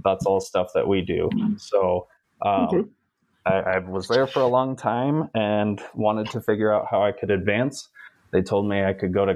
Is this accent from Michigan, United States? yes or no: yes; Kalamazoo, Michigan, United States; moved away as an adult; now in Colorado, United States; I'm also a Michigan native, where we call pop, pop. soda happens somewhere else. So I'm from Kalamazoo. I grew up there